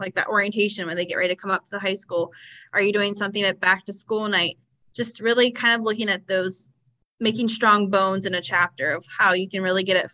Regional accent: Ohio, United States; I'm from Ohio

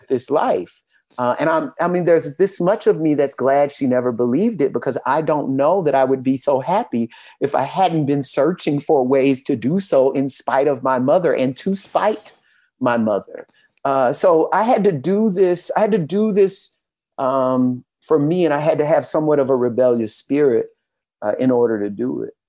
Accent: Louisiana, United States; now in Atlanta, United States; I'm from Louisiana

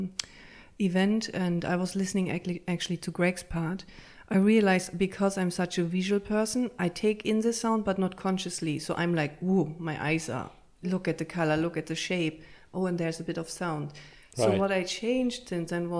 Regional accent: Berlin, Germany; moved away as an adult; also born or lived in Münster, Germany; now in Ireland; grew up in Berlin in a big tower.

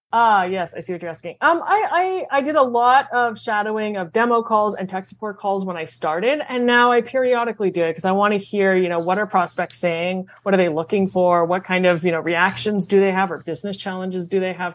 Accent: Montreal, Quebec, Canada; moved away; born and raised in Montreal

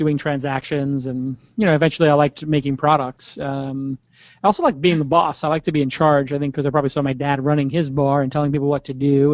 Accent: New York City, New York, United States; I grew up in Brooklyn, an area of Brooklyn called Bay Ridge, which is in the south area, southwest

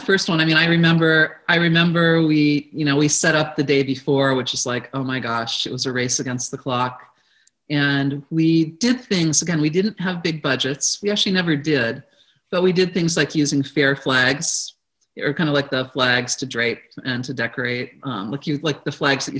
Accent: Midwest, United States; something that I grew up with in the Midwest

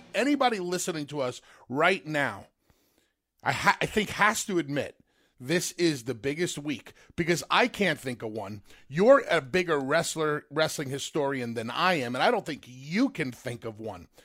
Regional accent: New York, United States; growing up in New York

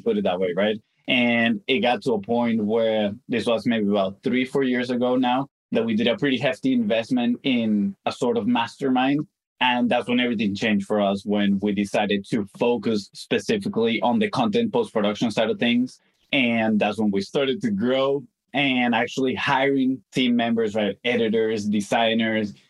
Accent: Venezuela; moved away as an adult; now in United States; We came to the States. We're actually from Venezuela. We came about 10 years ago

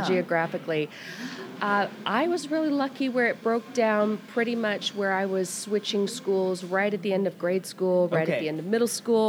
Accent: Midwest, United States; also born or lived in Atlanta, United States; All over the Midwest, really, mostly in locations around Cincinnati and also around Atlanta.

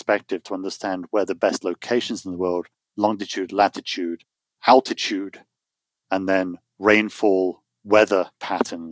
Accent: United Kingdom; now in United States; I'm British with American passport now, so I'm dual citizen.

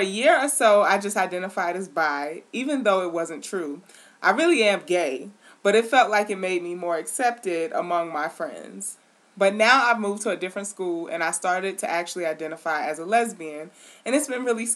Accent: New York City, New York, United States; growing up in Queens

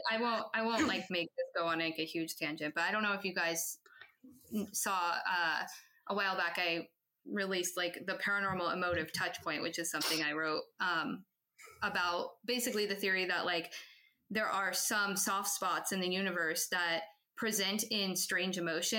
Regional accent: Montana, United States; I'm from Montana originally.

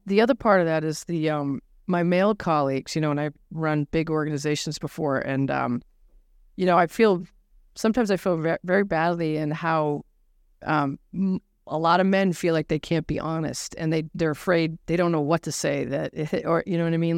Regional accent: Nashua, New Hampshire, United States; I grew up in New Hampshire

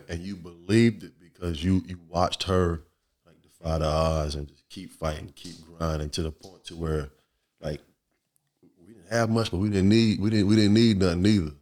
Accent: Virginia Beach, Virginia, United States; growing up in Virginia Beach

